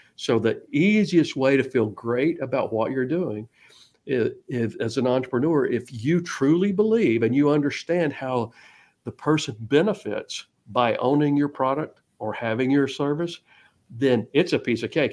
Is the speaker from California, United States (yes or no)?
no; Georgia, United States; now in Texas, United States; I'm originally from Georgia